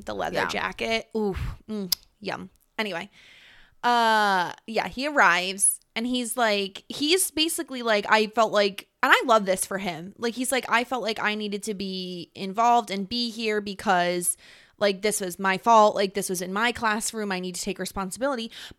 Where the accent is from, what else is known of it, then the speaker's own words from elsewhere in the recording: New York, United States; accent: upstate New York; I mean, we're both from the Northeast, right? Like, we both don't have, like, the best accents that anybody has ever heard. Like, no one's ever like, I wish I had an upstate New York accent.